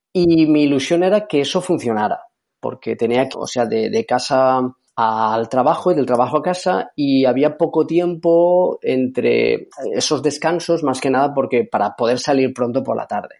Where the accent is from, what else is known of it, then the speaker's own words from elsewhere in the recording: Carcaixent, Valencian Community, Spain; Soy de un pueblo de Valencia que se llama Garcaixent